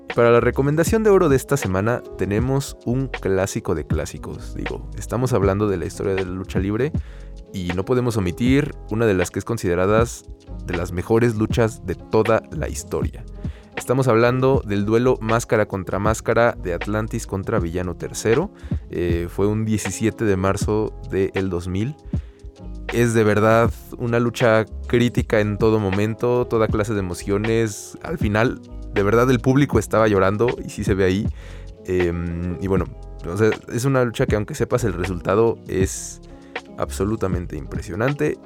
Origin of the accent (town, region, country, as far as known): Mexico